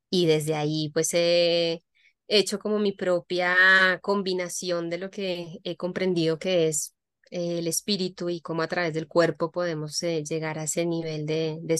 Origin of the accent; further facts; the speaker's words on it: Colombia; moved away; also born or lived in Europe; soy colombiana de nacimiento, eh, vivo, he vivido mucho tiempo también en, en Europa